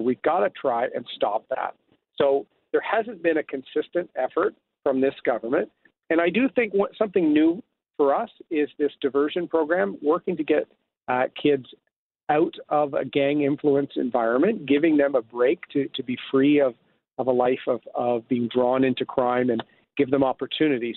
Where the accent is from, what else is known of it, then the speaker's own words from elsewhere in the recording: Bowmanville, Ontario, Canada; moved away as an adult; also born or lived in Toronto; I grew up in Bowmanville